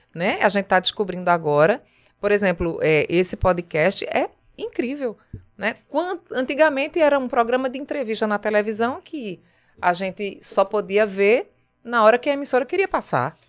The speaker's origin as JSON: {"language": "Portuguese", "town": "Taquaritinga do Norte", "region": "Pernambuco", "country": "Brazil", "tie": "born or raised there", "also_born_or_lived": "Paraíba", "moved": "yes", "lives_now": "Recife, Brazil", "said": "Eu nasci em Taquaritinga, né, no Agreste, a 160 quilômetros daqui"}